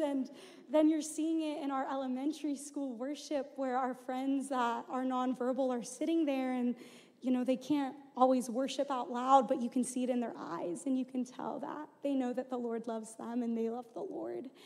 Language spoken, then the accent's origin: English; Houston, Texas, United States; moved away as an adult; I'm originally from Houston, Texas, um, and so grew up there and then came to the U of A for school.